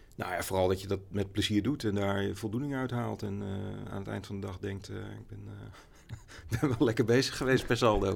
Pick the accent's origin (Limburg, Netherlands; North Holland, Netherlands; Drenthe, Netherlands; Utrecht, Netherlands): Utrecht, Netherlands; Amersfoort; ik ben wel in Amersfoort opgegroeid. Ik ben niet geboren, maar vanaf mijn zesde ongeveer gewoond.